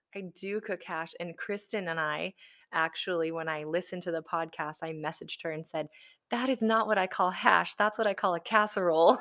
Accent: the South, United States; also born or lived in Alabama / Florida; I grew up in the South, I mean, I'm a F, Alabama, Florida girl

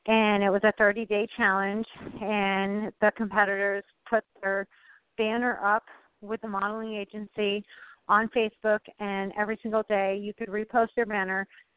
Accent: Vermont, United States; I'm from Vermont.

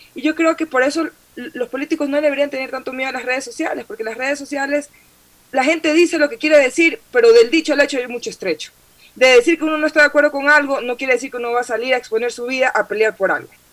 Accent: Guayaquil, Guayas, Ecuador; creciendo en Guayaquil

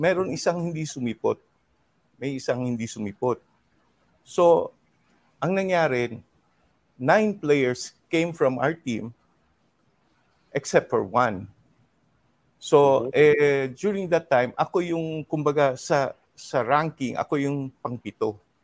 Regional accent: Zamboanga City, Zamboanga Peninsula, Philippines; moved away as an adult; also born or lived in Cebu; born and raised in Zamboanga until until I transferred to Cebu

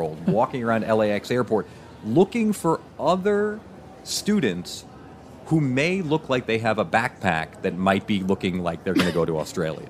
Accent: New York City, New York, United States; moved away as an adult; also born or lived in Nebraska; now in New York, United States; I'm originally from New York, but I lived out in Nebraska for 20 years

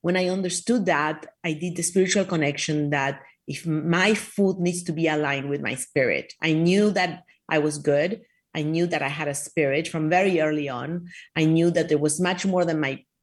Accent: Argentina; now in Miami Beach, United States; I was raised in Argentina.

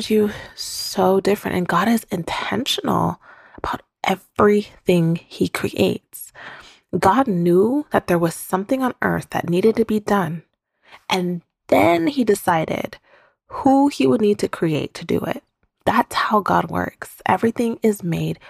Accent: Ghana; We're both from Ghana.

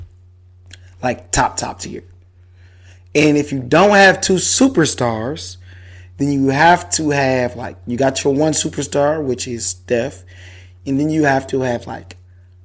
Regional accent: Detroit, Michigan, United States; I'm from Detroit, Michigan

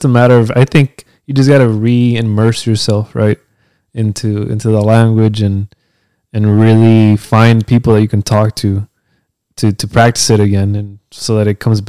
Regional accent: California, United States; first language Spanish; English is a second language; born and raised in California

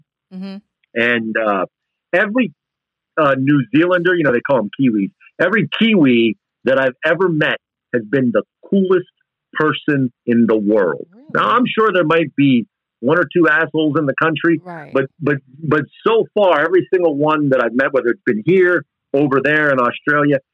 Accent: East Coast, United States; now in Texas, United States; being Italian and growing up on the East Coast

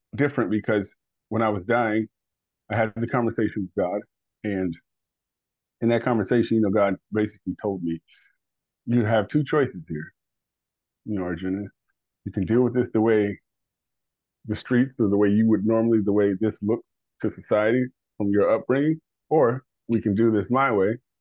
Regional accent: Detroit, Michigan, United States; also born or lived in West Virginia; we moved away from Detroit. We moved out into the the sticks, uh, West Virginia.

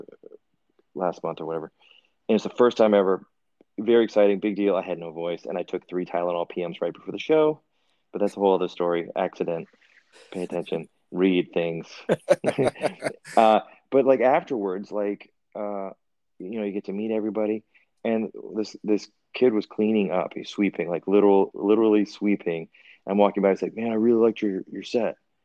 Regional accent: Worcester, Massachusetts, United States; I grew up in Worcester

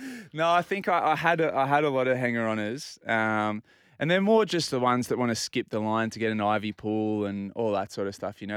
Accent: Port Macquarie, New South Wales, Australia; also born or lived in Inner West, Sydney; now in Bondi, Australia; I grew up in Port Macquarie

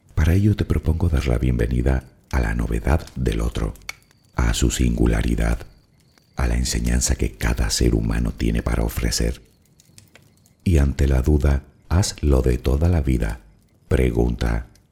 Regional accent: Spain; que soy español

